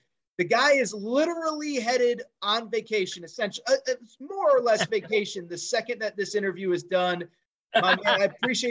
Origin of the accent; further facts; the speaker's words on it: Connecticut, United States; I grew up in Connecticut. I am a Husky